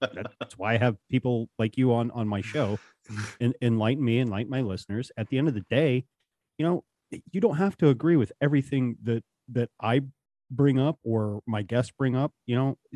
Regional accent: the Rockies, Rocky Mountains, United States; now in Appalachians, United States; I'm originally from the Rockies

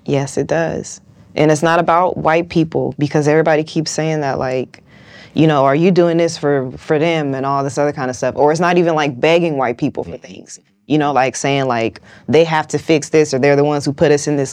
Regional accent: West Coast, United States; I'm from the West Coast.

